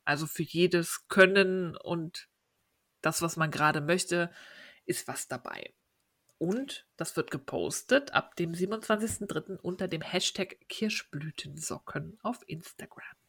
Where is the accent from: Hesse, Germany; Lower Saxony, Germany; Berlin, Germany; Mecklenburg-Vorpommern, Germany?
Berlin, Germany; Berlin, meine Heimatstadt